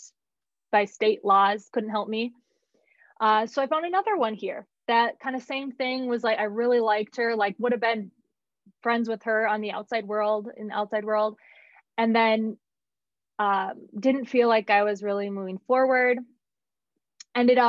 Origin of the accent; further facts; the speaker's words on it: Woodbury, United States; moved away as an adult; also born or lived in Denver; I grew up in Woodbury, great family, great home